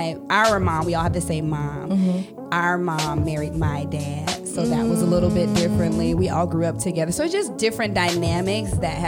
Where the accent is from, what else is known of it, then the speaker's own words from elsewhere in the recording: Illinois, United States; And I am an Illinois native.